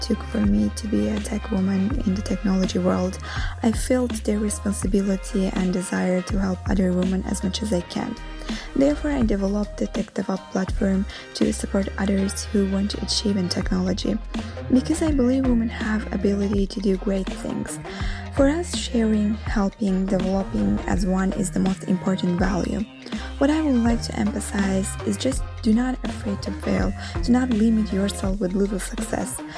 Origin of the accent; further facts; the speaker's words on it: Azerbaijan; now in Rome, Italy; Although I am living in Rome, originally I am from Azerbaijan